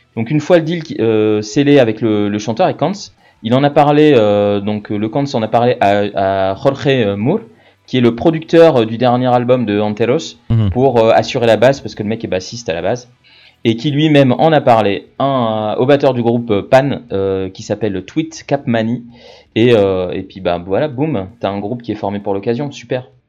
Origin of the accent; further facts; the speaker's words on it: France; on est des Français, on est fiers de notre pays